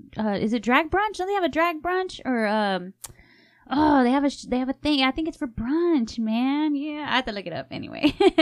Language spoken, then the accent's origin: English; Texas, United States; I'm from Texas.